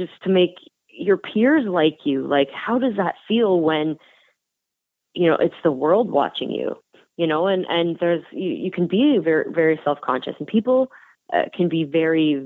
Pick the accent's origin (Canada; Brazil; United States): Canada; We come from Canada